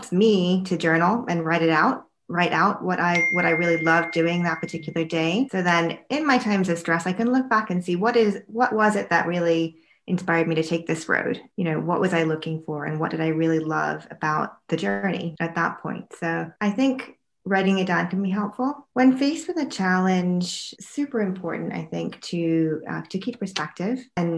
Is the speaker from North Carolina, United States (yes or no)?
yes; North Carolina, United States; moved away as an adult; Then I moved to New York from North Carolina and I went to medical school right from college up at New York Medical College